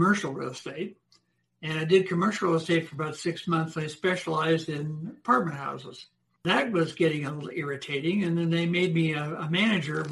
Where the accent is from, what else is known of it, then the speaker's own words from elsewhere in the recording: Denver, Colorado, United States; also born or lived in Hollywood, California; my mother and father were native Denverites. So we moved back here. And I ended up going to school here